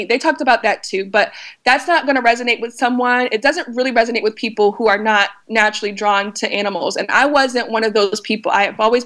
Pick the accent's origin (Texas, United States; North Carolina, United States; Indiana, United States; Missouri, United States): North Carolina, United States; I was raised in North Carolina.